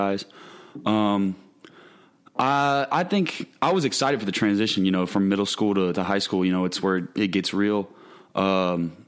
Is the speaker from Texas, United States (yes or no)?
yes; The Woodlands, Texas, United States; Little league in Woodlands called SCFL